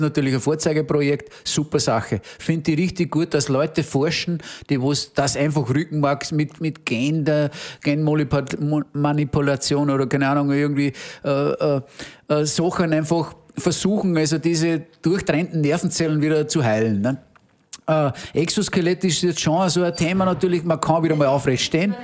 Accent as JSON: {"language": "German", "area": "Innviertel", "region": "Upper Austria", "country": "Austria", "said": "bei uns im Innviertel hat man den Brauch"}